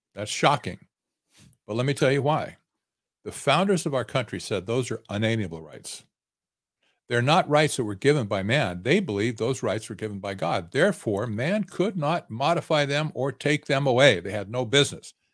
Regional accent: Arizona, United States; I'm in, I'm from Arizona

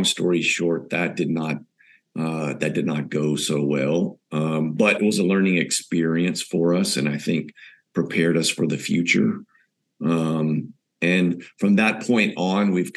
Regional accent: the South of the U.S., Texas, United States; moved away as an adult; now in São Paulo, Brazil; growing up in the South part of the U.S.

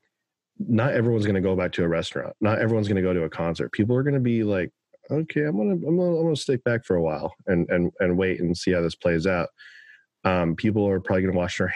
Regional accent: Oklahoma, United States; moved away; as a young kid, I grew up in Oklahoma

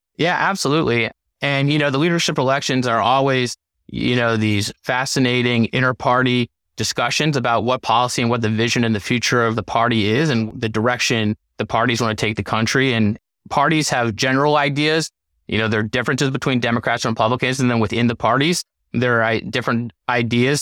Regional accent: St. Louis, Missouri, United States; moved away as an adult; also born or lived in Gush Etzion, Israel / Washington, D.C.; I grew up in Saint Louis

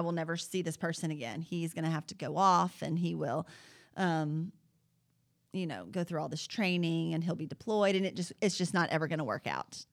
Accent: Huntsville, Alabama, United States; I grew up, uh, in Jones Valley

